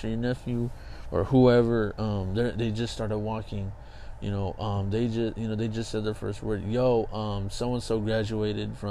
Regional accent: Kingsburg, California, United States; moved away as an adult; back home, which is my hometown's Kingsburg

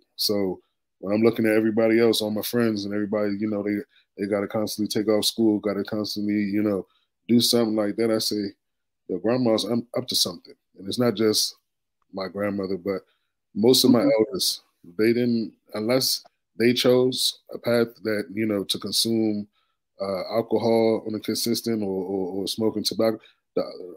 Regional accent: D.C., Maryland area, United States; I was born here in the D.C., Maryland area, you know, but I was first born to Jamaican and Guyanese immigrants

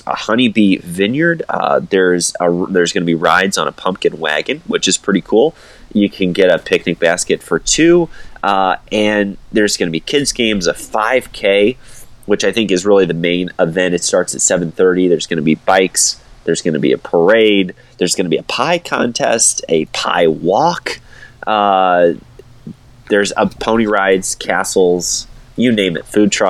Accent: Defiance, Missouri, United States; I grew up in Defiance, the city, not the state of, but I grew up in Defiance

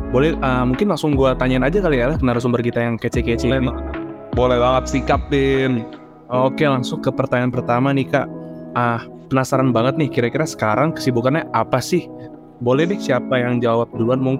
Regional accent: Bogor, West Java, Indonesia; Kebetulan kan gue ini kan dari Bogor dan banyak cewek-cewek. Gue dari Bogor.

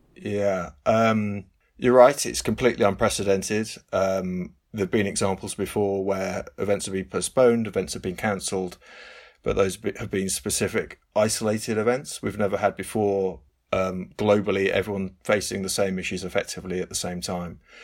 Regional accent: England, United Kingdom; it's England, it's my home country

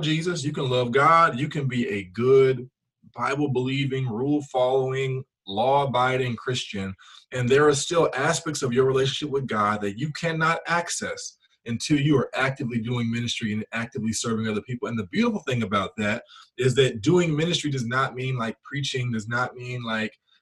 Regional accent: Memphis, Tennessee, United States; I'm from Memphis originally

